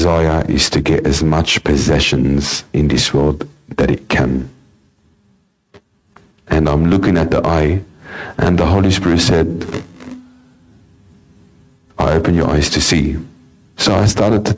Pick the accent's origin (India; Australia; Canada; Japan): Australia; Sydney, New South Wales; in my upbringing, I was born in the Lidcombe area. We had a house there.